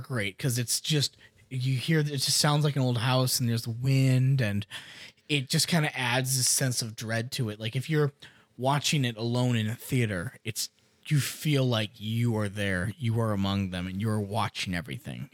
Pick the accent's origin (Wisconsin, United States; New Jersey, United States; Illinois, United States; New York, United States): Wisconsin, United States; an F five tornado ran through my hometown